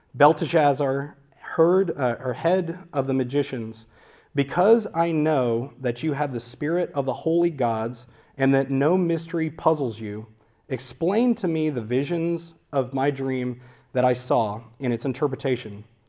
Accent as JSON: {"language": "English", "region": "Louisiana", "country": "United States", "tie": "born or raised there", "moved": "yes", "lives_now": "Santa Clarita, United States", "said": "We grew up in Louisiana, which, if you haven't been to Louisiana, is very, very, very flat"}